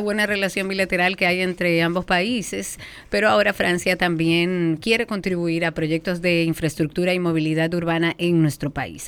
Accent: Dominican Republic; Nosotros como dominicanos

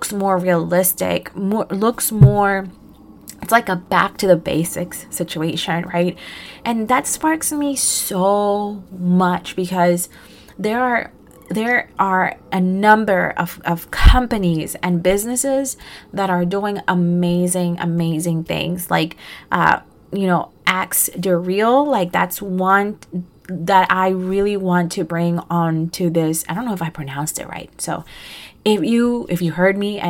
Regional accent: Costa Rica; now in New Jersey, United States; I was born in Costa Rica

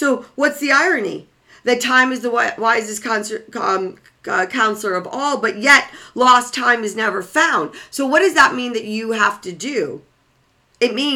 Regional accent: Waukegan, Illinois, United States; I was born and raised in 20, probably 5 miles outside of Chicago

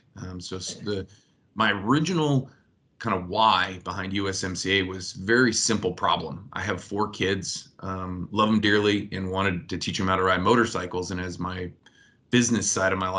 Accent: United States; also born or lived in Michigan / Ohio; I grew up in Michigan and Ohio

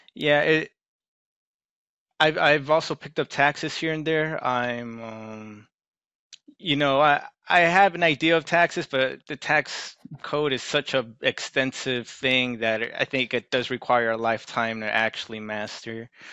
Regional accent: Maryland, United States; I'm from Maryland

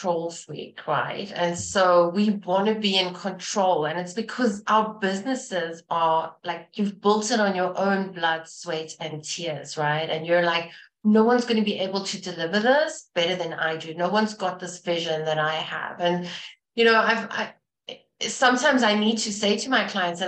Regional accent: South Africa; moved away; I'm from South Africa originally

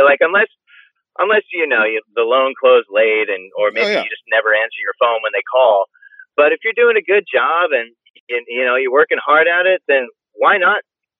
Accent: Hull, Massachusetts, United States

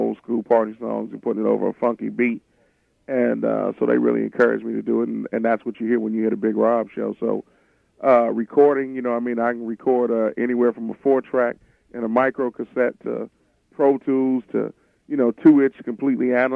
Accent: Cincinnati, Ohio, United States; my hometown, Cincinnati, Ohio

